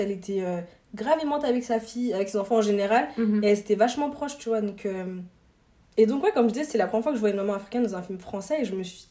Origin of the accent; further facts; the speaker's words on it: Mali; moi je suis malienne